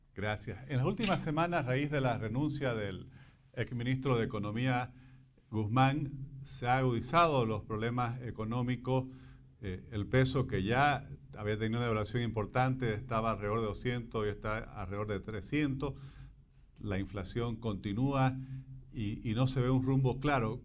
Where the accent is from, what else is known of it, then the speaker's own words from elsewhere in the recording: Bolivia; como bolivianos y en general como latinoamericanos